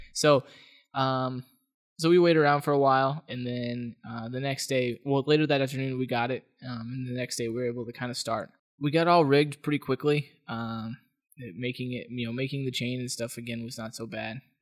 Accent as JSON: {"language": "English", "town": "Las Vegas", "region": "Nevada", "country": "United States", "moved": "yes", "said": "I'm from Las Vegas"}